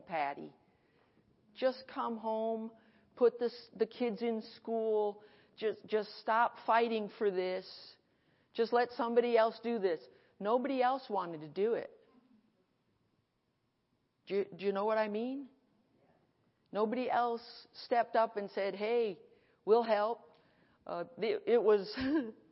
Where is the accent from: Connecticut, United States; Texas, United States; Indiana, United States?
Connecticut, United States; I came from Connecticut. I'm Irish Catholic plus Baptist